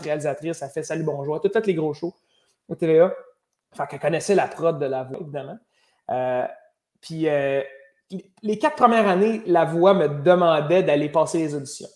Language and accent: French; Rosemère, Quebec, Canada; also born or lived in Lorraine; moi, j'ai grandi à Rosemère